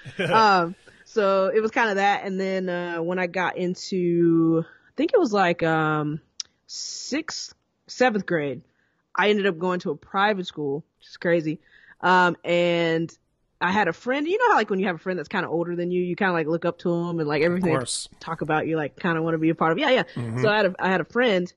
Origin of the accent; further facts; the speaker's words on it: Atlanta, Georgia, United States; now in Los Angeles, United States; I grew up in Atlanta